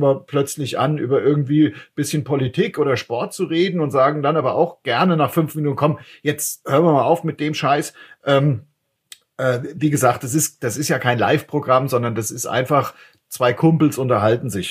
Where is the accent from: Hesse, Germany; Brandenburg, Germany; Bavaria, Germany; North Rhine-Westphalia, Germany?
Hesse, Germany; Frankfurt; als Frankfurter